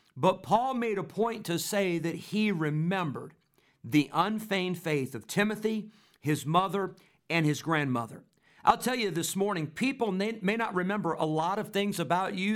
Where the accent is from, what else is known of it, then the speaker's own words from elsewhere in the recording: Rockford, Illinois, United States; I grew up in Rockford, Illinois